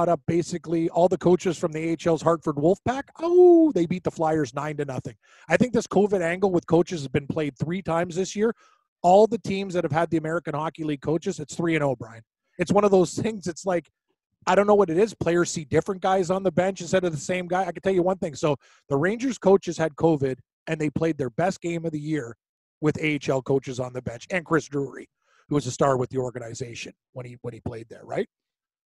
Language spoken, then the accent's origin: English; Canada; I'm a Canadian